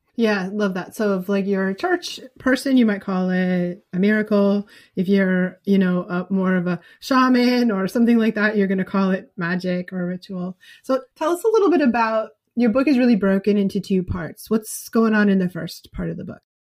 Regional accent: New England, United States; I'm from New England

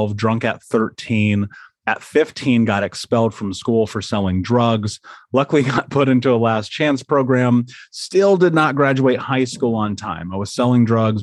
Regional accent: United States; I grew up in America.

